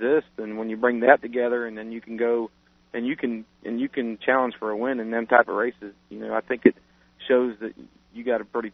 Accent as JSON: {"language": "English", "town": "Lawrenceburg", "region": "Indiana", "country": "United States", "tie": "born or raised there"}